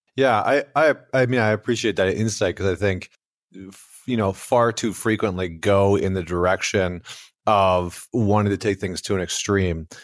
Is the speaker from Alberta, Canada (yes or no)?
yes; Alberta, Canada; I'm from Alberta, Canada